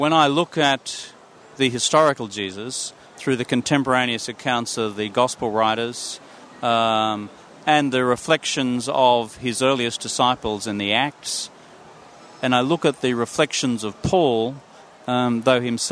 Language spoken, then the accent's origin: English; Yandina, Noosa hinterland, Sunshine Coast, Queensland, Australia; moved away as an adult; also born or lived in Nambour, Queensland / Brisbane, Queensland; I'm a Sunshine Coast kid, so I grew up in Yamundi, in the Noosa hinterland, and I went to primary school there